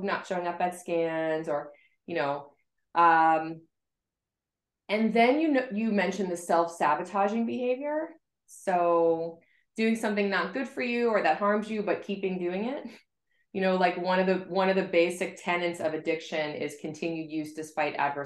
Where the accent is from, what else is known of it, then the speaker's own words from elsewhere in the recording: South Florida, United States; now in Boston, United States; I grew up in South Florida and now I live in Boston